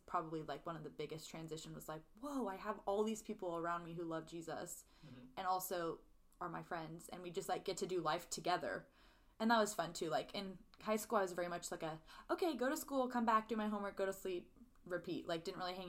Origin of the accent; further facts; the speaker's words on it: Central Valley, California, United States; moved away as an adult; now in Nashville, United States; We were next-door neighbors growing up in California